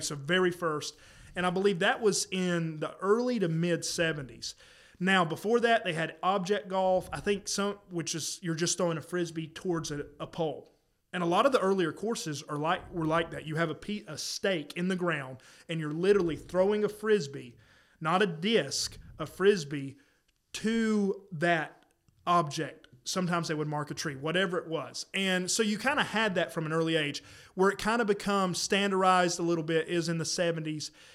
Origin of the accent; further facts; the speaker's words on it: South Carolina, United States; now in North Carolina, United States; where I grew up in South Carolina, I don't think there was one in the county